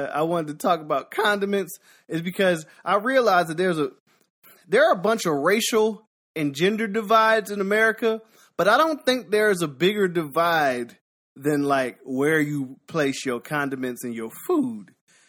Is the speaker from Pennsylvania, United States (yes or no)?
yes; Philadelphia, Pennsylvania, United States; Well, I'm from Pennsylvania. Well